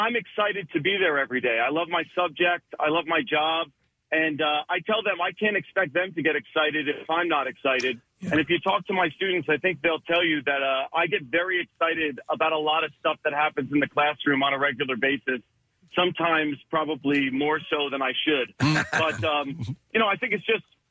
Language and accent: English; northern New Jersey, United States; moved away as an adult; now in Kennett Square, United States; I live in Kennett Square, but I'm originally from northern New Jersey.